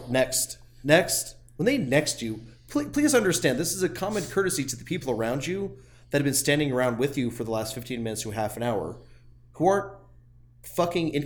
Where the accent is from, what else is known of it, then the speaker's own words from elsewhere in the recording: around Las Vegas, Nevada, United States; also born or lived in San Diego; we grew up around Vegas, and it's just nothing.